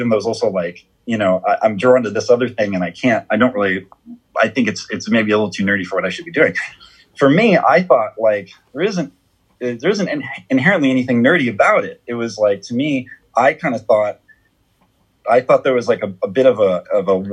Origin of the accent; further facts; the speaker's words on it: Southern California, United States; I was at least from Southern California